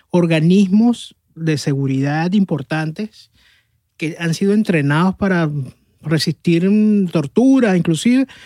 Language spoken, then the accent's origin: Spanish; Caracas, Capital District, Venezuela